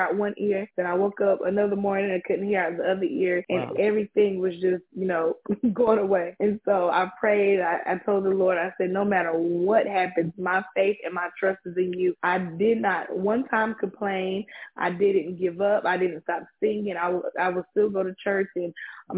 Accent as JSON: {"language": "English", "town": "Pinehurst", "region": "North Carolina", "country": "United States", "said": "I'm from Pinehurst, North Carolina"}